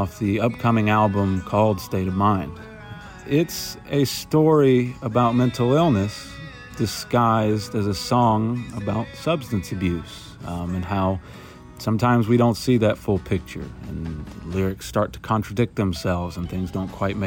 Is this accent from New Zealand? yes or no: no; Atlanta, Georgia, United States; I was born here in Atlanta